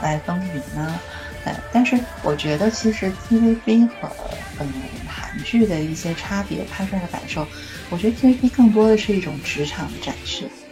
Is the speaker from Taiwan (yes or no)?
no; China; 我们大陆的